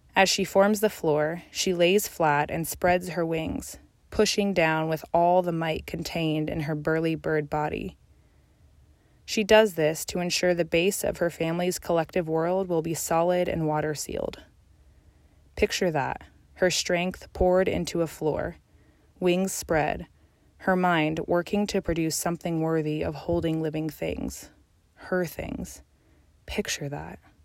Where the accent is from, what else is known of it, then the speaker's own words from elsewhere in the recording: Colorado Mountains, United States; moved away; I was born in the Colorado Mountains